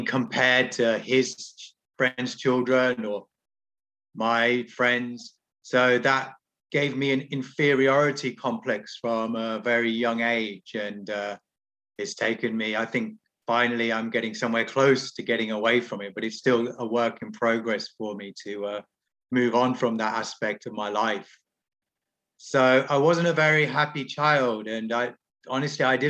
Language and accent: English; English countryside, England, United Kingdom; I grew up in the English countryside